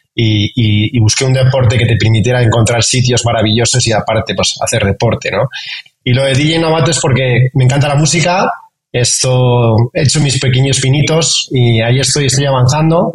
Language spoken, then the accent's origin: Spanish; Madrid, Community of Madrid, Spain; moved away as an adult; now in Mexico; yo nací cerca del Bernabéu. Me siento, es que me siento madrileño muy, muy orgulloso